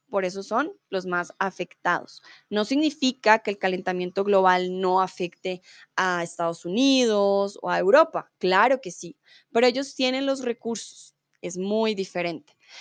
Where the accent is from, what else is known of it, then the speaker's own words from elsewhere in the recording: Colombia; yo soy de Colombia